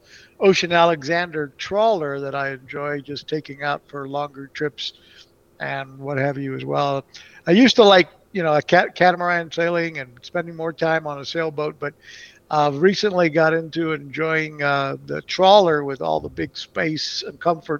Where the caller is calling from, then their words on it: Mexico City, Mexico; I'm actually calling in from Mexico City right now. I've been traveling here in Mexico for the last month